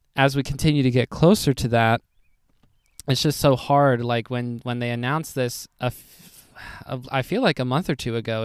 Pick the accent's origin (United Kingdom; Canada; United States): United States; I am as American as it gets for the most part